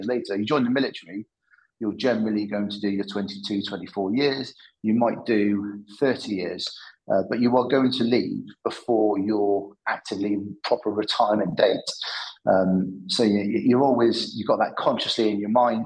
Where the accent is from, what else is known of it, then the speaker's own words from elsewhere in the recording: Cheltenham, South West England, United Kingdom; I'm from Cheltenham in the Midlands.